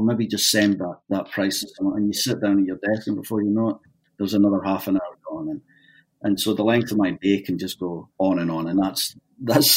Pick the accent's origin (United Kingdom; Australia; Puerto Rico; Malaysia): United Kingdom; Dundee, Scotland; moved away as an adult; also born or lived in Toronto, Canada; now in Canada; My parents had emigrated in the 60s, but my dad couldn't handle it and was homesick. And they ended up, they had me, but they ended up back in Scotland again.